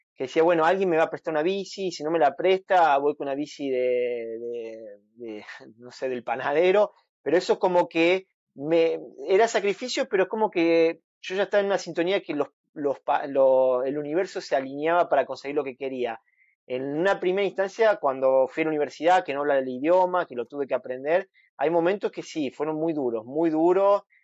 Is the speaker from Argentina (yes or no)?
yes; Argentina; soy el argentino